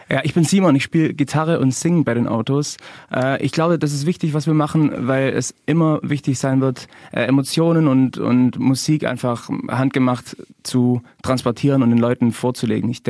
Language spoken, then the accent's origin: German; Geislingen, Baden-Württemberg, Germany; Ähm, ich komme aus aus Geislingen und gemeinsam mit äh, Niki, der jetzt heute leider nicht dabei sein kann, mhm. äh, haben wir die Band gegründet.